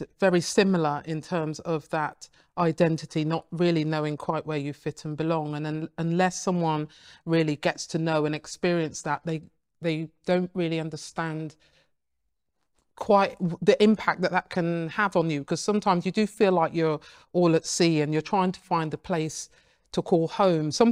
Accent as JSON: {"language": "English", "region": "England", "country": "United Kingdom", "tie": "born or raised there", "said": "although I was born in England"}